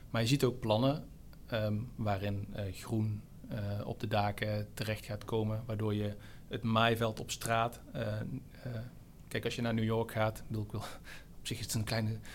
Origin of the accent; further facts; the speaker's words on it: Kaatsheuvel, North Brabant, Netherlands; moved away; ik kom uit Kaatsheuvel